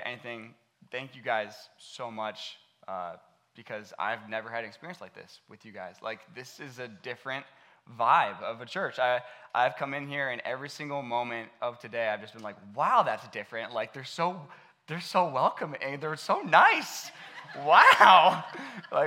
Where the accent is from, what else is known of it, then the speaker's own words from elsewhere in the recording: Akron, Ohio, United States; I grew up right here in Akron